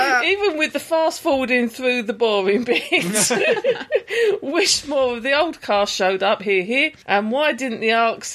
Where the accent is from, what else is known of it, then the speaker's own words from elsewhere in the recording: United Kingdom; We're British.